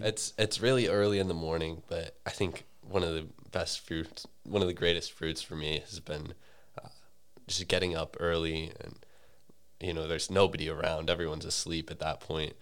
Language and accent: English; St. Louis, Missouri, United States; I'm from Saint Louis